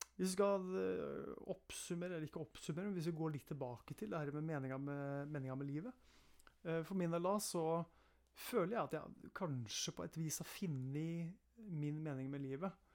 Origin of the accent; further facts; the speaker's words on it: Eastern Norway, Norway; accent: Eastern Norwegian (østlandsk); also born or lived in Østfold; Hvis noen lurer på dialekten min, så kan jeg si at det er østlandsk dialekt